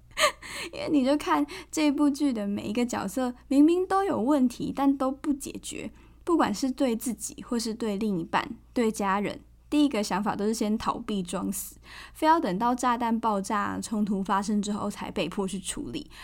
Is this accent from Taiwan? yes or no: yes; Tainan, Taiwan; 身为台南人的我